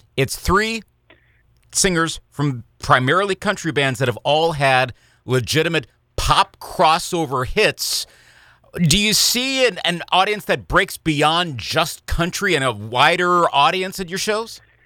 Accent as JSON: {"language": "English", "town": "Eau Claire", "region": "Wisconsin", "country": "United States", "tie": "born or raised there", "said": "I remember being a sophomore at Memorial High School in Eau Claire, Wisconsin. This podcast is based my hometown"}